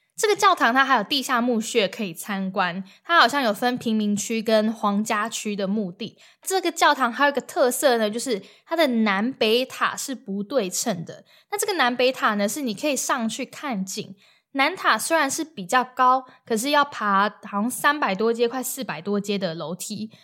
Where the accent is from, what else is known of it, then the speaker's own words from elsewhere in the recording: Taiwan; moved away; 我们在台湾买电影票的时候啊，不是都要加饮料、加爆米花会比较便宜吗？